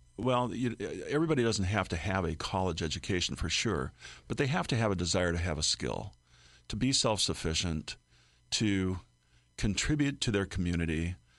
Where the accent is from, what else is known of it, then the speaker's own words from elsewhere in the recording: Oregon, United States; now in Illinois, United States; My home state of Oregon